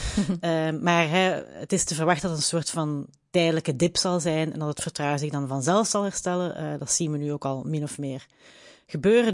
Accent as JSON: {"language": "Dutch", "country": "Belgium", "said": "als Belg"}